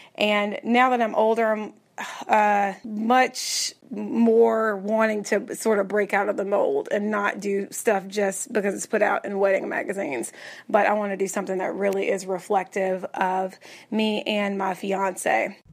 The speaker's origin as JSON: {"language": "English", "region": "Tennessee", "country": "United States", "tie": "born or raised there", "moved": "yes", "lives_now": "Texas, United States", "said": "I'm born and raised in Tennessee"}